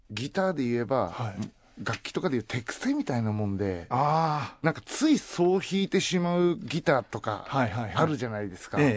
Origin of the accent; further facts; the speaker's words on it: Hokkaido, Japan; moved away; 街で生まれ育ってよかったなとも思いますけど、